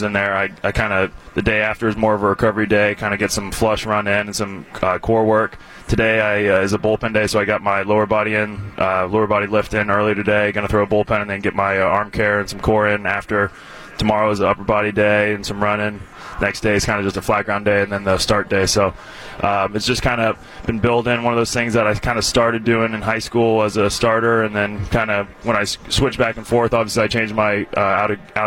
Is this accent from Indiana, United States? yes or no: no; Cincinnati, Ohio, United States; now in Milwaukee, United States; I'm from Cincinnati originally